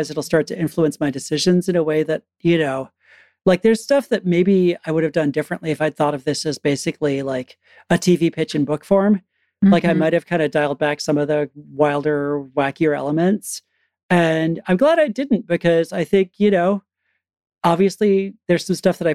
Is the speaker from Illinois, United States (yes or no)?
no; Connecticut, United States; I grew up in Connecticut, actually kind of rural Connecticut.